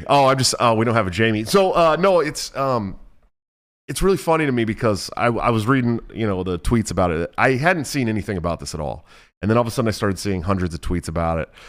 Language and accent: English; Oakland, California, United States; also born or lived in San Francisco Bay Area; I'm from Oakland